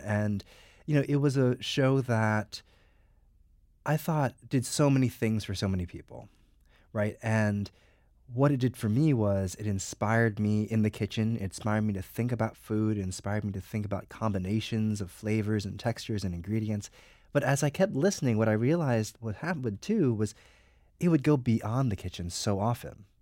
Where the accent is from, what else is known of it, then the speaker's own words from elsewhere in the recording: New Jersey, United States; now in New York, United States; I grew up in New Jersey